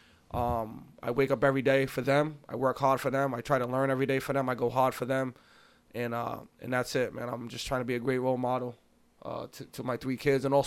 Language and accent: English; East Providence, Rhode Island, United States; High school basketball coach for East Providence High School Girls Varsity. It's my hometown. It's where I was born and raised